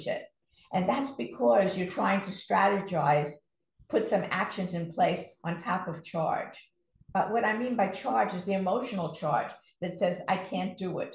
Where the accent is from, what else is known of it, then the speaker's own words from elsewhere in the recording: New York City, New York, United States; I grew up in Brooklyn, New York